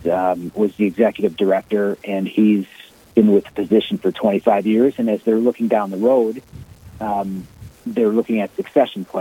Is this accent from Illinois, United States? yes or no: yes; Chicago, Illinois, United States; moved away as an adult; now in Omaha, United States; I am from Chicago, Illinois, and a parish priest up from Chicago for 15 years